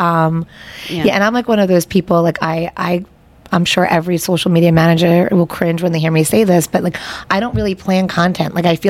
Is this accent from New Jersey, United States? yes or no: no; Hauppauge, New York, United States; I grew up in Hop Hog and it felt like so far away.